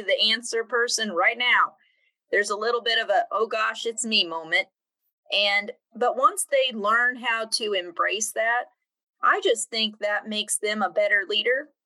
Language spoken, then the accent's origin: English; Emporia, Kansas, United States; I was born and raised in Kansas. Um, I grew up in Emporia, active in the Lyon County 4 H program there